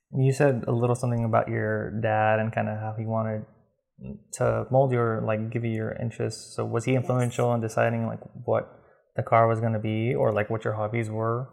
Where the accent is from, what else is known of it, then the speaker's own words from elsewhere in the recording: Fontana, California, United States; now in San Diego, United States; we're here live in Fontana, uh, my hometown, I guess you could consider it before I moved to San Diego. And we, I guess we have somewhat of a history because we both grew up here